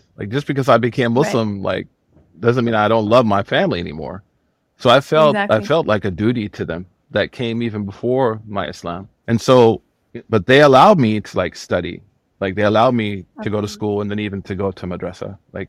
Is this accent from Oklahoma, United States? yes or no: yes; Oklahoma, United States; And I'm from Oklahoma.